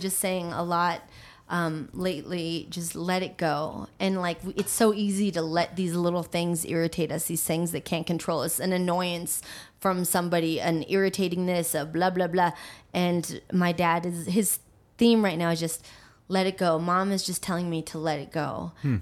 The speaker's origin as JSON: {"language": "English", "town": "Aurora", "region": "Colorado", "country": "United States", "tie": "born or raised there", "also_born_or_lived": "Manila, Philippines", "said": "I actually um, live back home in the house I grew up"}